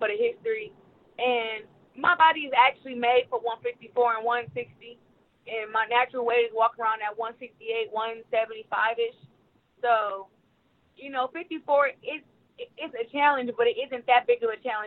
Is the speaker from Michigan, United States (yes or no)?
yes; Flint, Michigan, United States; my hometown